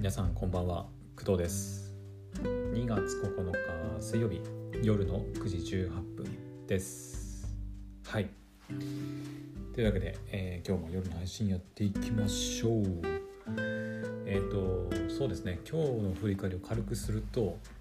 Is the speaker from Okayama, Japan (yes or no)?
no; Aomori, Japan; 私青森の人間でもあるので